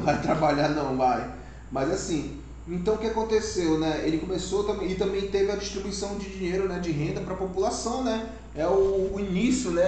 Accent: Maués, Amazonas, Brazil; aqui somos do Amazonas, Maués

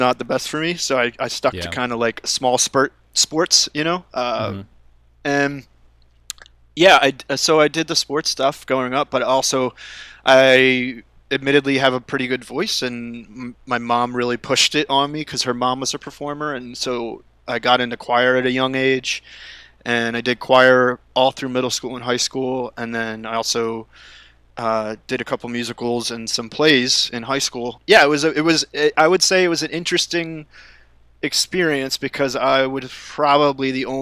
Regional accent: outside Philadelphia, Pennsylvania, United States; moved away as an adult; now in Los Angeles, United States; growing up on the East Coast, or at least for where I was from, like outside of the city, outside of Philly

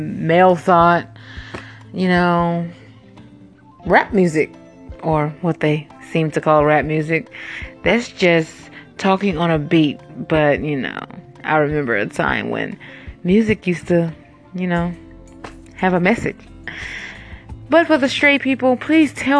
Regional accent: Chicago, Illinois, United States; I was born in Cook County, Chicago, Illinois. You know, Chirac

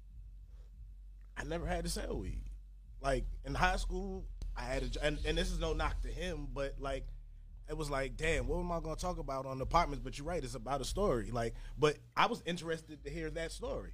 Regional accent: New York City, New York, United States; I'm from the Bronx.

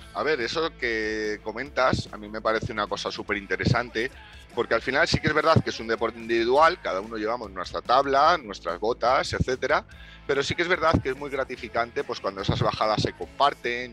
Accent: Madrid, Community of Madrid, Spain; yo soy madrileño

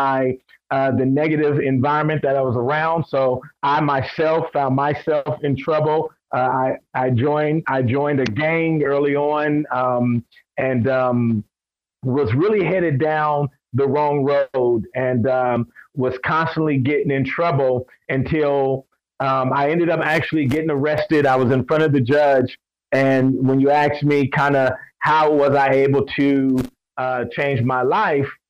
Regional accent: Compton, California, United States; I was raised in Compton, California.

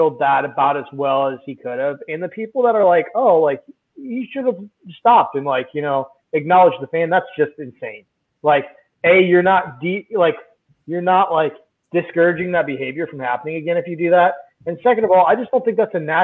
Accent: United States; as an American

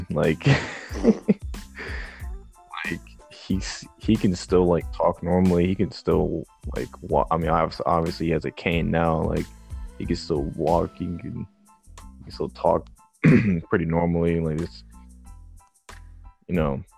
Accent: New York City, New York, United States; I was born in Bronx, New York, 1997, May 6th.

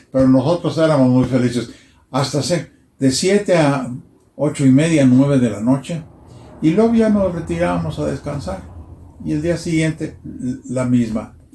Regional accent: Arandas, Jalisco, Mexico; moved away; also born or lived in Italy; como la niñez de, todos mis amigos en el barrio, eh, en Arandas había diferentes barrios.

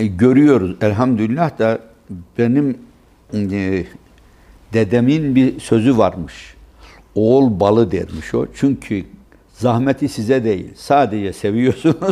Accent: Gürün, Sivas Province, Turkey; Gürün bizim ilçemizdir

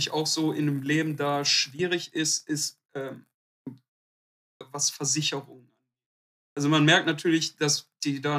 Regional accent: Duisburg, North Rhine-Westphalia, Germany

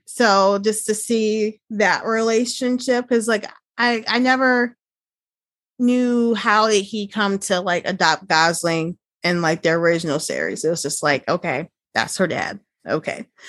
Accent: Chicago, Illinois, United States; I'm originally from the Chicago area, and I currently live like two hours south of mm. Chicago

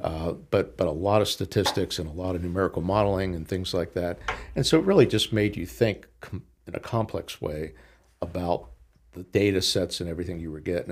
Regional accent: Pittsburgh, Pennsylvania, United States; now in Lynchburg, United States; I grew up in Pittsburgh in a, in a very ethnic neighborhood

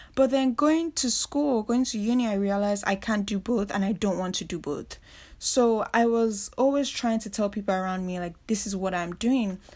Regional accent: Nigeria; moved away as an adult; also born or lived in Reading, England; I grew up in Nigeria, and that is where I spent most of, you know, my childhood, teenage years growing up

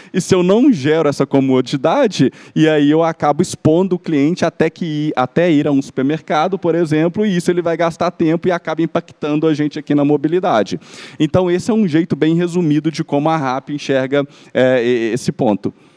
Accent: Belo Horizonte, Minas Gerais, Brazil; accent: mineiro; moved away as an adult; now in São Paulo, Brazil; vocês já devem ter reparado também pelo meu, pelo meu sotaque, eu sou, sou mineiro, sou de BH

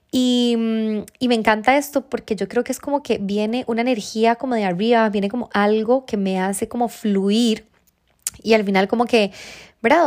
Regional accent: Costa Rica; moved away; yo, bueno, soy de Costa Rica, tengo eh, mi familia allá

